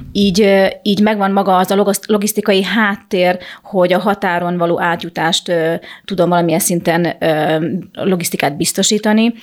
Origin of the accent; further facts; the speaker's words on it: Chop, Zakarpattia Oblast, Ukraine; én kárpátai magyar vagyok, én csak csapon születtem